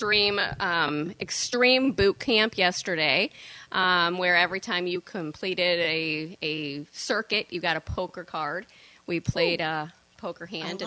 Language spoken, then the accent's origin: English; Cadillac, Michigan, United States; moved away as an adult; also born or lived in Saugatuck, Michigan; I grew up in Northern Michigan, Cadillac.